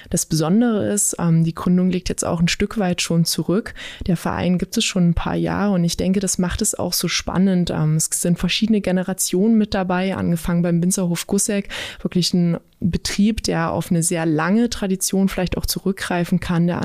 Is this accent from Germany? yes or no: yes; Saxony-Anhalt, Germany; Mein Lieblingsort bei uns in der Region an Saale und Unstrut ist tatsächlich da, wo ich aufgewachsen bin. Es ist im Unstruttal.